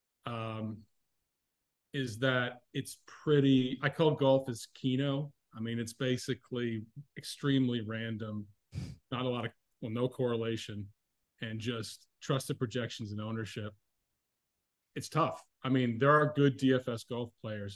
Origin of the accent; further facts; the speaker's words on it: Oshawa, Ontario, Canada; I was born in Oshawa in Canada, Ontario.